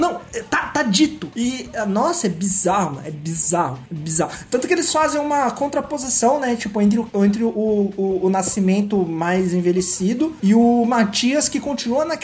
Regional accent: Brazil; a gente é brasileiro

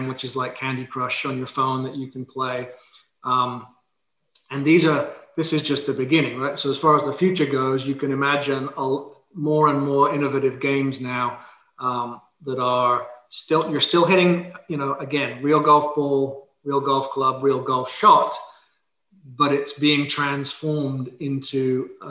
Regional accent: England, United Kingdom; moved away; I'm from England originally

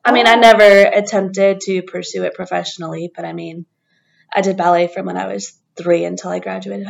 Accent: Shreveport, Louisiana, United States; No, I'm from Shreveport.

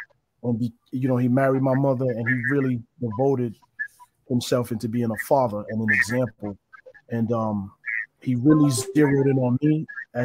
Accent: New Rochelle, New York, United States; from New Rochelle, New York, born and raised. I've been in New Rochelle for 40 plus years

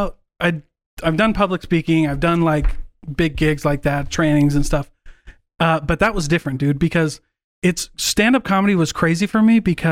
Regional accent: Midwest, United States; I'm from the Midwest.

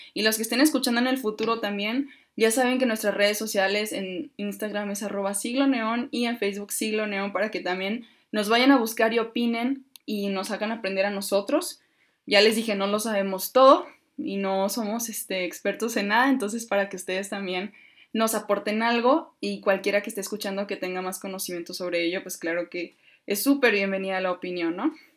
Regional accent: Mexico; nosotros somos mexicanos

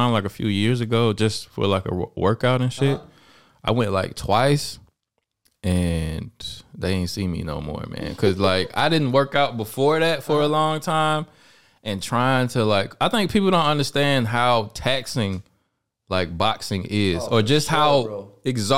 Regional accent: Alabama, United States; I'm from Alabama

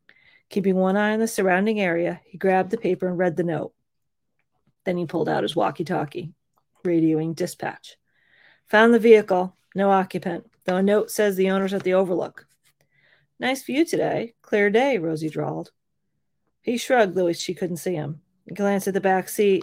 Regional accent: Vermont, United States; moved away; I was up in Vermont when I was plotting this book, and in the town next to my hometown

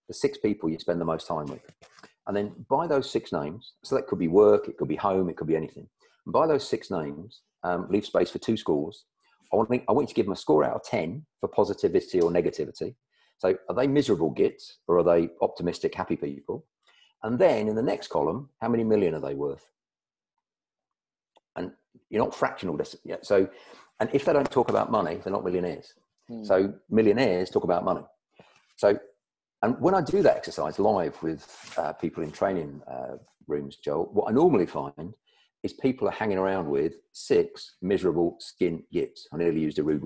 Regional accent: United Kingdom; I'm British, and we British, we're quite reserved about this

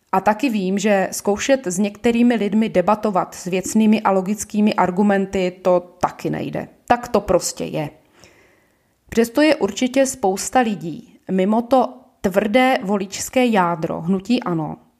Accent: Ostrava, Moravian-Silesian Region, Czechia; now in Prague, Czech Republic; Jsem rodačka z Ostravy a žiju v Praze Nuslích.

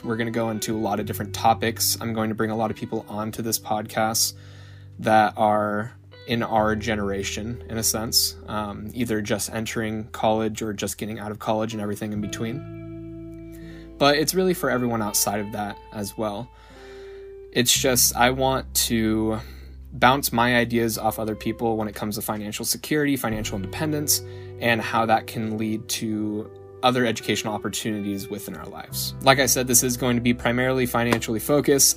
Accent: Salem, Oregon, United States; I'm originally from Salem, Oregon. Didn't move too far from the nest my whole life

